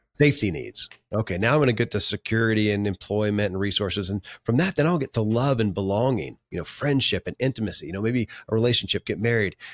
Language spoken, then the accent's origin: English; Kentucky, United States; born or raised there